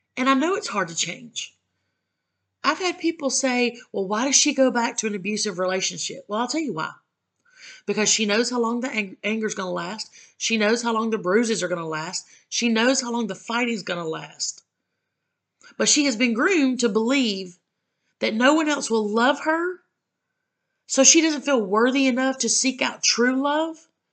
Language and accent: English; the South, United States; I'm from the South